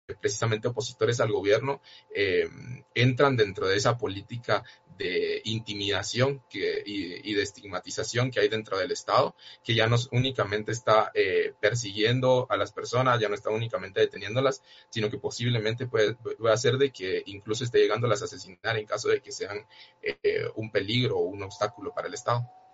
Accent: Guatemala; como guatemaltecos y guatemaltecas

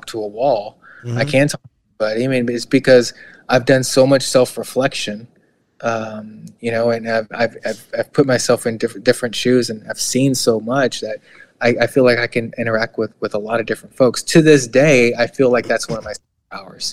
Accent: Houston, Texas, United States; moved away as an adult; also born or lived in Midwest; growing up in Eastside Houston

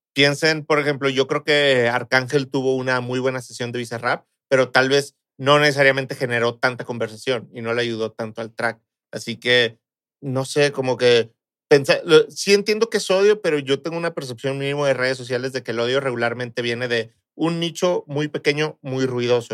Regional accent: Mexico; como mexicanos

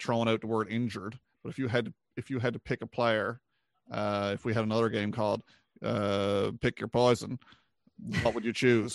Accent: Newfoundland and Labrador, Canada; we're all from Newfoundland, uh, proud Newfoundlanders.

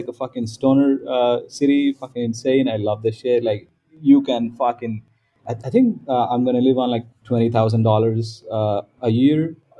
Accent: Riyadh, Riyadh Province, Saudi Arabia; also born or lived in Dubai; now in Southeast Asia; Okay, so I am from Riyadh. I am an Indian by ethnicity, but I didn't grow up in India. So I grew up in Riyadh and then, you know, Dubai.

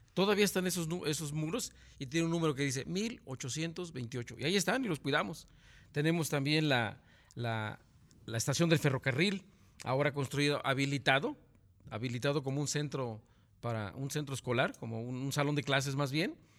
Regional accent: Morelos, Mexico; somos aquí, somos morelenses

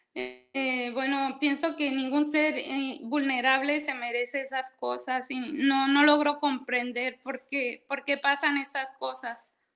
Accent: Mexico; now in France; yo soy mexicana

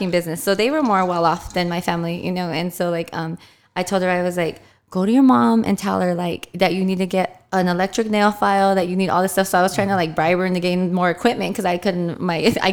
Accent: Fontana, California, United States; I grew up in Fontana, and I'm the only girl

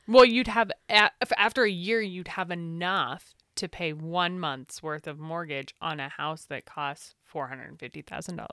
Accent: United States; as an American

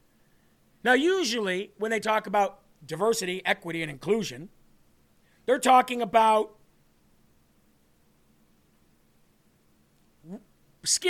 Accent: Illinois, United States; moved away; Do you think that I love going back to my home state and seeing it in such a disaster? It looks like trash. When I go to Illinois, I feel like trash

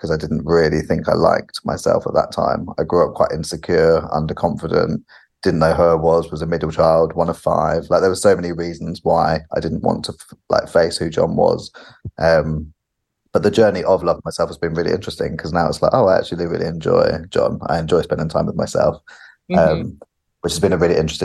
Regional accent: United Kingdom; also born or lived in California; being a British person, but also a British man, has been really interesting, because you just grow up in your culture

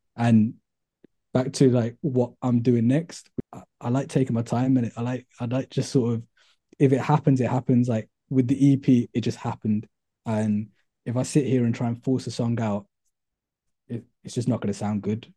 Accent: Birmingham, West Midlands, United Kingdom; I'm originally from Handsworth. I went to school in Handsworth on Grove Lane

